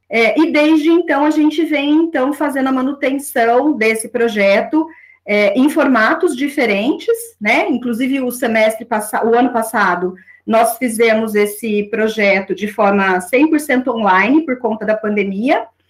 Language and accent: Portuguese; Aguaí, São Paulo, Brazil; also born or lived in São João da Boa Vista; now in Campinas, Brazil; eu nasci em São João da Boa Vista, sou natural de lá, mas morei, né, desde aí, depois do meu nascimento, em Aguaí, que é uma cidade vizinha a São João da Boa Vista, e durante aí a minha infância e adolescência, eu passei em Aguaí.